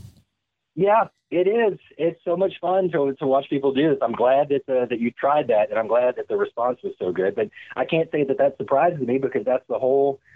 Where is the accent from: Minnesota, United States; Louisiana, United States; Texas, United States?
Louisiana, United States; now in San Francisco Bay Area, United States; I'm from Louisiana